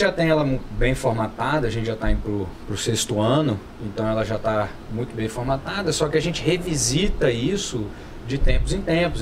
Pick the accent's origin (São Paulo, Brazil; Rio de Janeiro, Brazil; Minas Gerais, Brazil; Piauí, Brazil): São Paulo, Brazil; now in Brasília, Brazil; Eu não sou brasiliense, eu nasci em São Paulo, sou paulistano, mas moro aqui há muitos anos